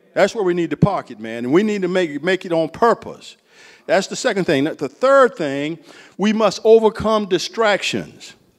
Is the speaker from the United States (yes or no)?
yes; Central Florida, United States; I'm from Florida. Central Florida.